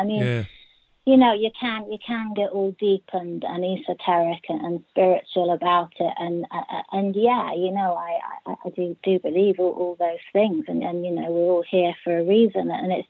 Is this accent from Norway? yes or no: no; Bristol, South West England, United Kingdom; I'm from Bristol.